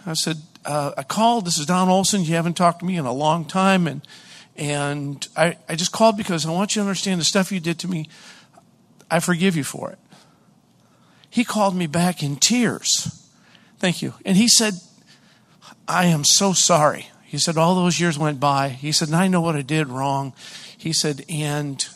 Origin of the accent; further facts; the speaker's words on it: Hollis, New Hampshire, United States; I'm from Hollis, New Hampshire